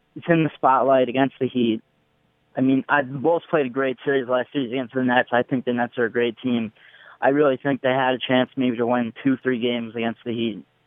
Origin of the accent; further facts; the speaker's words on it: New York, United States; I'm from New York.